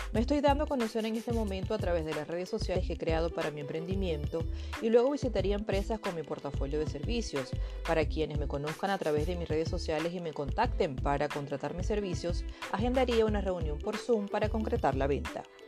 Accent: Venezuela; moved away as an adult; now in Spain; Nací en Venezuela, pero actualmente llevo casi 10 años radicada en España.

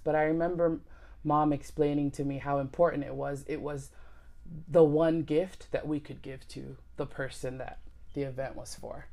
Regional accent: United States; we all were born and raised in America

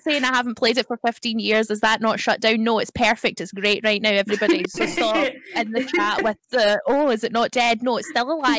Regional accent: Scotland, United Kingdom; I'm from Scotland, which is beyond the wall.

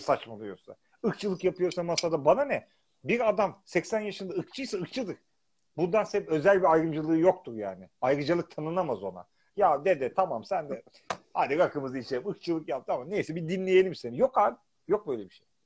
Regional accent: Turkey; now in London, United Kingdom; biz Türkiye'liyiz artık

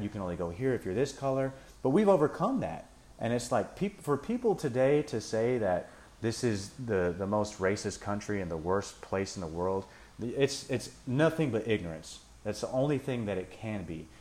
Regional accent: United States; being American

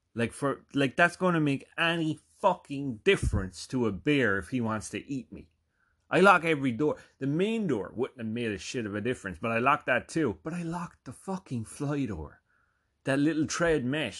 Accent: Ireland; moved away as an adult; also born or lived in North Jersey; now in United States; I'm from Ireland.

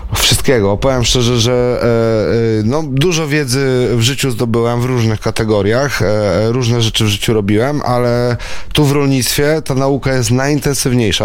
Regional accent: Warsaw, Masovian Voivodeship, Poland; moved away as an adult; now in Tomaszyn, Poland; Ja jestem z urodzenia warszawiakiem, wychowanym w Warszawie

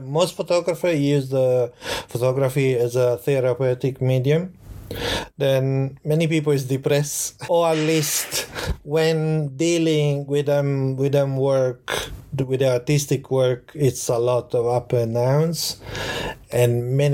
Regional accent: Florence, Tuscany, Italy; English is a second language; moved away as an adult; now in Tokyo, Japan; I grew up in Florence, in Italy.

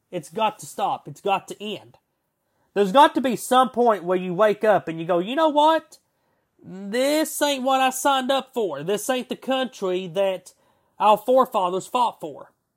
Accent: United States; we, as the American people

